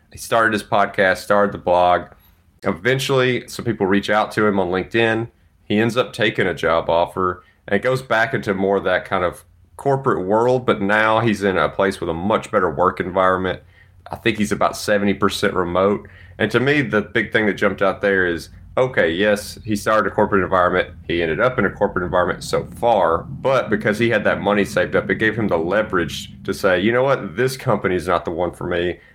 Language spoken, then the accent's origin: English; Mississippi, United States; moved away; eight hours from Dallas to my hometown. Really excited to get to see the parents